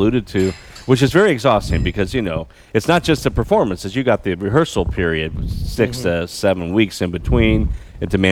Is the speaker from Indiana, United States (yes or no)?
yes; Indiana, United States; Indiana born and bred